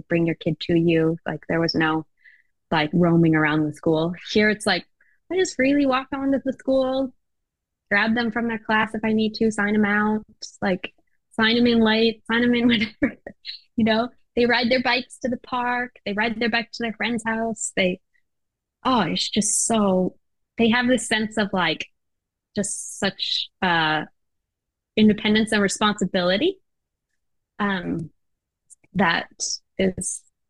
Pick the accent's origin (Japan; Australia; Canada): Japan; You know, it wasn't for me. I grew up in Japan. And we would ride trains by ourselves. We'd go everywhere, you know, as a kid.